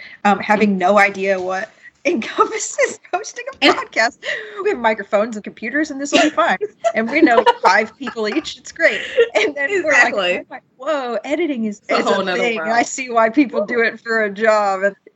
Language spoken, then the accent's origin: English; Georgia, United States; now in Seattle, United States; We're both from Georgia.